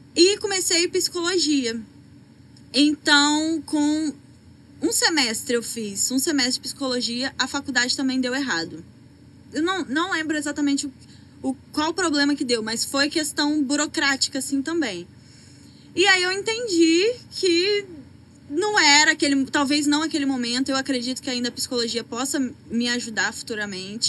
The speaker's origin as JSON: {"language": "Portuguese", "town": "Presidente Kennedy", "region": "Espírito Santo", "country": "Brazil", "tie": "born or raised there", "moved": "as an adult", "lives_now": "Rio de Janeiro, Brazil", "said": "eu sou de Kennedy, todos conhecem provavelmente, é uma cidade muito pequena"}